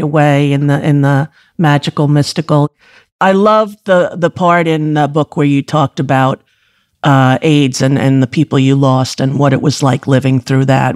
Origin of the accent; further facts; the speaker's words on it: Commack, New York, United States; I'm from Comac, exit fifty-two